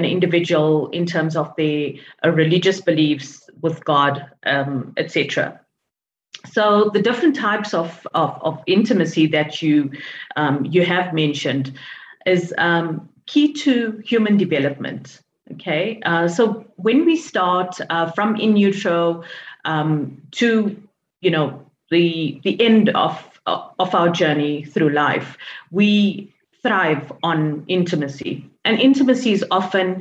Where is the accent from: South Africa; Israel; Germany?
South Africa; I'm from South Africa